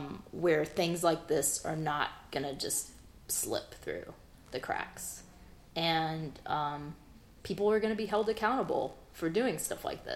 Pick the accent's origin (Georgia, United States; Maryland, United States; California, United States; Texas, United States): Georgia, United States; South; also born or lived in Memphis, Tennessee / Brooklyn, New York / Athens, Georgia; now in Atlanta, United States; I grew up in the South, I'm originally from Memphis, and I grew up in South Georgia